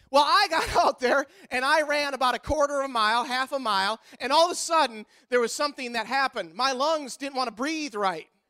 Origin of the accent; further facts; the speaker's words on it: United States; as an American citizen